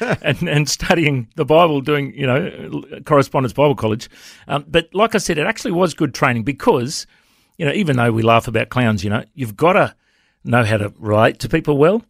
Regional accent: Coffs Harbour, New South Wales, Australia; now in Brisbane, Australia; growing up in Cofts

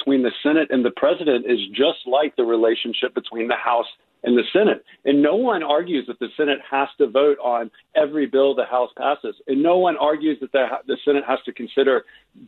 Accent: the South, United States; I'm from the South

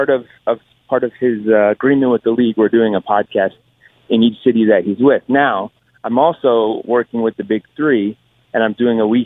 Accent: Connecticut, United States; Had the whole family out because I'm from Connecticut.

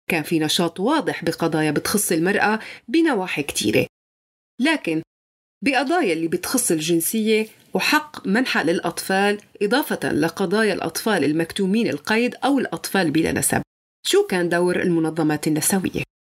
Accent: Syria; accent: Syrian; بس أنا ولدت على أراضيها وما شفت غير سوريا وبحكي لهجة سورية وبعرف عادات سوريا وحافظة كل تفاصيلها

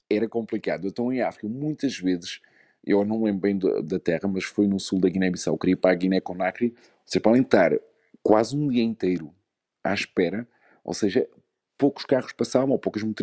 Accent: Luxembourg; born there; não nasci em Portugal, nasci no Luxemburgo, mas meus pais são, são portugueses, não é?

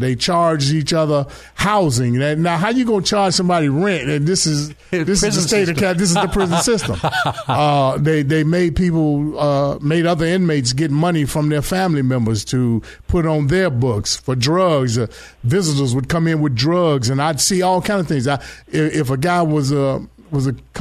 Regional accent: Chicago, Illinois, United States; now in San Diego, United States; I grew up in Chicago, and I stayed on the west side of Chicago for a little while, and then I moved to the south side

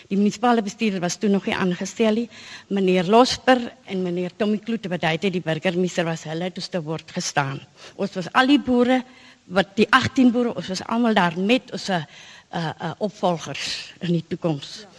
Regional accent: Goodhouse, Northern Cape, South Africa; van Goodhouse Steinkamp ek was jare besproeiingsboer

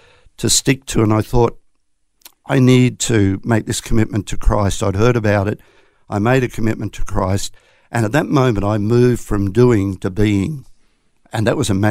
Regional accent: southeast Queensland, Australia; also born or lived in Coffs Harbour, New South Wales; I was born in Coffs Harbour, would you believe, but we saw the light and moved to Queensland very shortly after that. So I've been in Queensland, around southeast Queensland, for the majority of my life, all bar the first year

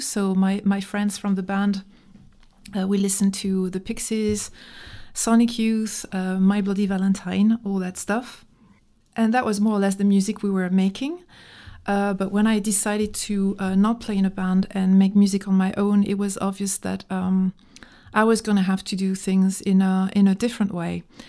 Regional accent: France; English is a second language; also born or lived in Dijon, Burgundy

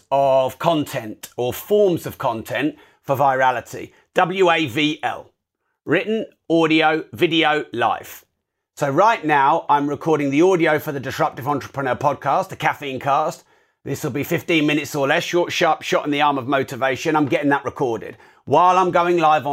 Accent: United Kingdom; I'm too British.

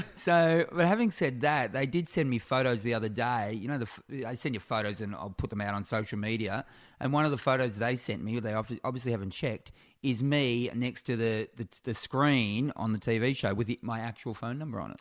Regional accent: Warrnambool, Victoria, Australia; now in Melbourne, Australia; my hometown of Warrnambool in South West Victoria

